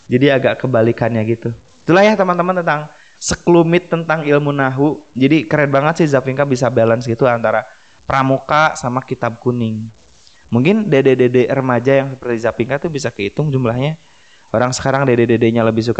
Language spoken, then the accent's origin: Indonesian; West Java, Indonesia; kayak kita orang Sunda kita nggak mikirin subjek objek predikat kita ngomong Sunda aja gitu